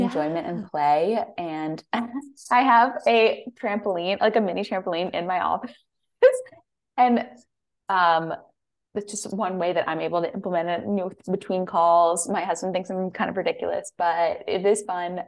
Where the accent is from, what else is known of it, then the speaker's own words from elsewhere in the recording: Connecticut, United States; moved away as an adult; also born or lived in San Francisco, California; I'm from the East Coast, from Connecticut